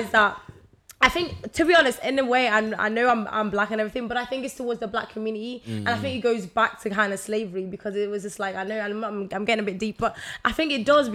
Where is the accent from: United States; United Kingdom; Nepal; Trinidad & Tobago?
United Kingdom; Liverpool, North West England; now in Manchester, United Kingdom; But I think I'm from Liverpool